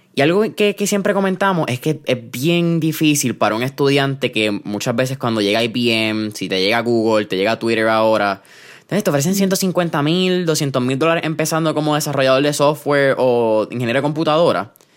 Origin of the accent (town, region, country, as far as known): Puerto Rico